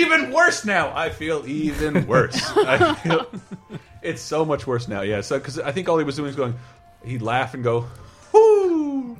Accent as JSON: {"language": "English", "region": "Florida", "country": "United States", "tie": "born or raised there", "said": "I grew up in Florida with like brand new awful civic centers"}